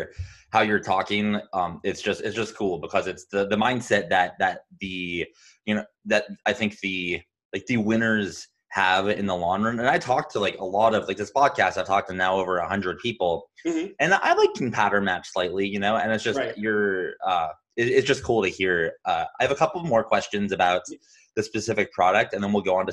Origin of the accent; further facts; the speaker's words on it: Arizona, United States; I'm from Arizona.